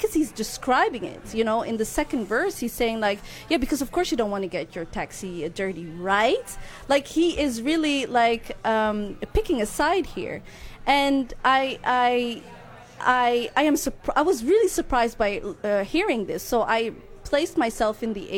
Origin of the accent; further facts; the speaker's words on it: Netherlands; I'm Dutch Moroccan, so that means I was born and raised here in the Netherlands, but that my parents are from Morocco